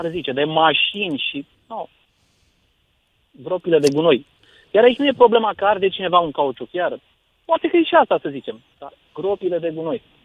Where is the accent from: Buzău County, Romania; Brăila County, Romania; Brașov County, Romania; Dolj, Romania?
Dolj, Romania; Craiova; now in Chiajna, Romania; eu sunt născut în Craiova, dar eu sunt, acum locuiesc în Chiajna